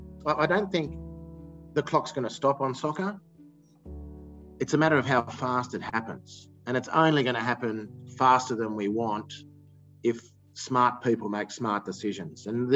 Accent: Australia; we're Australians are really conservative people

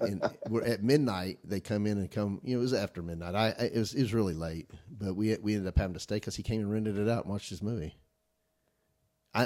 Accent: Lexington, Kentucky, United States; I'm from Lexington, Kentucky

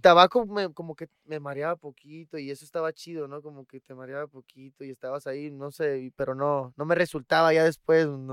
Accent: Los Cabos, Baja California Sur, Mexico; yo crecí en Los Cabos

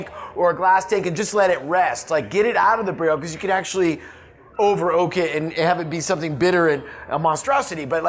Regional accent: Oregon, United States; I come from Oregon.

